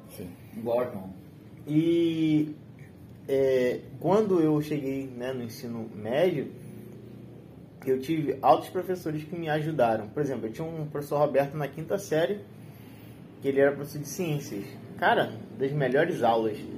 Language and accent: Portuguese; Brazil; Paint, né? Porque eu sou brasileiro, caraca.